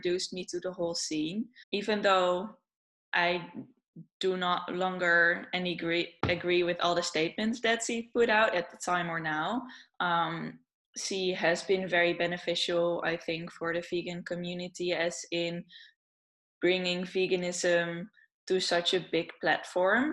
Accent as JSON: {"language": "English", "country": "Netherlands", "said": "I'm from the Netherlands"}